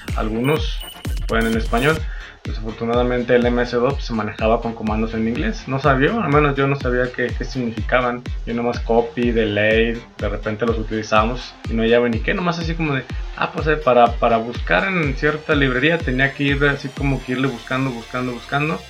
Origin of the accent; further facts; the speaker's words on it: Aguascalientes, Mexico; accent: cantadito; somos de Aguascalientes y recuerden que todo lo ponemos la S y cantadito, hablamos cantadito.